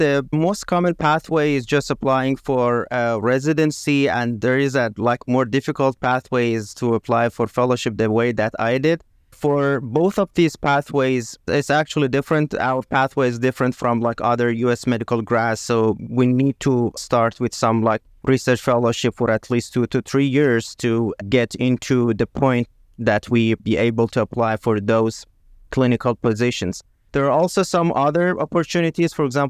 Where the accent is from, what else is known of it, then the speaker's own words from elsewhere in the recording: Iran; English is a second language; moved away as an adult; I was born actually in Iran, and I did my med school and residency back home in Iran.